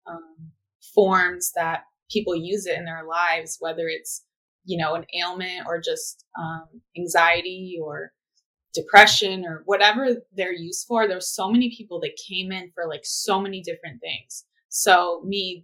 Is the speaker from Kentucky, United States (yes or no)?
no; Manhattan Beach, California, United States; grew up in Southern California in a little beach town called Manhattan Beach